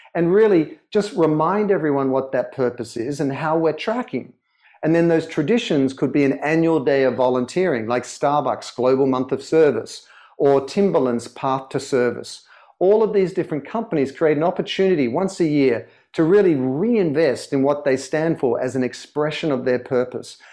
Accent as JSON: {"language": "English", "town": "Sydney", "region": "New South Wales", "country": "Australia", "tie": "born or raised there", "also_born_or_lived": "London", "accent": "Australian", "moved": "as an adult", "lives_now": "Los Angeles, United States", "said": "I was born in Sydney and grew up in Sydney"}